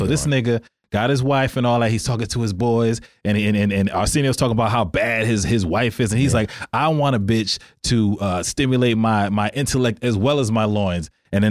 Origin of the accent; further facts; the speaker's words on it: United States; I was born in America. My parents were born in Africa.